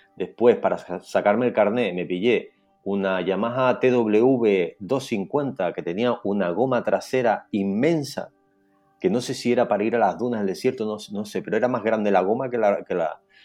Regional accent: Santa Cruz de Tenerife, Canary Islands, Spain; Ahora mismo estoy en Santa Cruz de Tenerife, mi ciudad natal

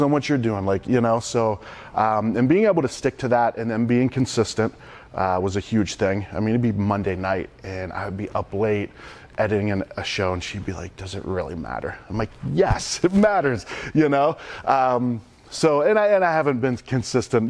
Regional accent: Youngstown, Ohio, United States; growing up outside of Youngstown, Ohio, super blue collar

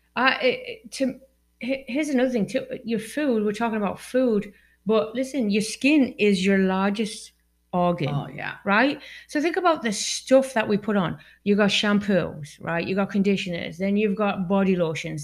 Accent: Newton Aycliffe, North East England, United Kingdom; moved away; I'm from England, right? And um, where I live in this town called Newton Aycliffe

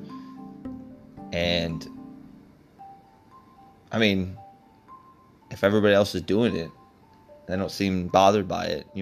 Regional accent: Texas, United States; I grew up in Texas

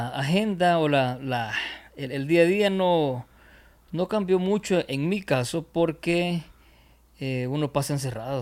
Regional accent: El Salvador; Aquí decimos, espero no sea una mala palabra, en otro lugar, arrecho

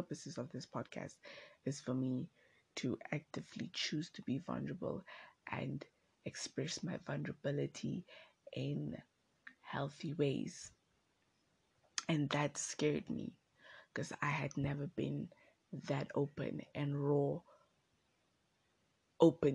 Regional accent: Windhoek, Khomas, Namibia; I am from Windhoek

